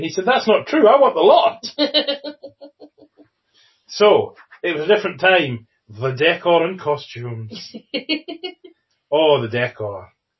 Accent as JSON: {"language": "English", "country": "United Kingdom", "said": "That's only because they know we'd complain because we're British."}